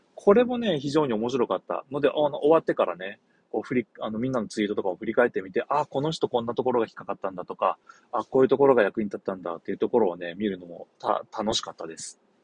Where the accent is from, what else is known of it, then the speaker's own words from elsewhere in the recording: Shimonoseki, Yamaguchi, Japan; 地元下関